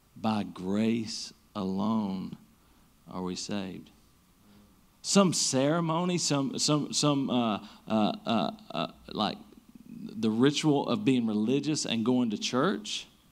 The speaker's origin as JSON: {"language": "English", "region": "Eastern Kentucky", "country": "United States", "tie": "born or raised there", "said": "we grew up in Eastern Kentucky, most of us are in the Bible Belt"}